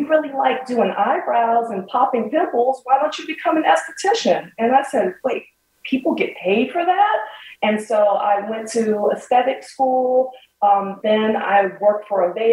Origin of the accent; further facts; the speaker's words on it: Washington, District of Columbia, United States; I'm a native Washingtonian, and I'm very proud to have a business in my hometown